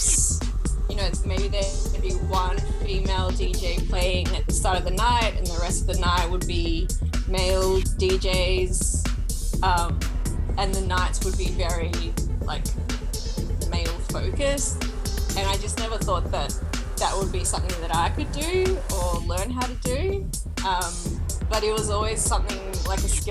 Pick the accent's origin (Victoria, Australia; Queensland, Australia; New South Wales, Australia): Victoria, Australia; Melbourne; I'm Turkish Kurdish woman, born and raised in Melbourne.